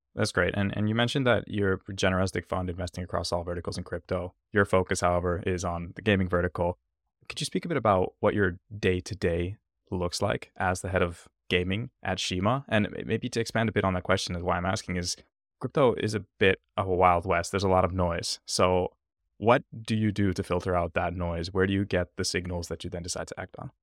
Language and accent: English; Finland; I'm originally from Finland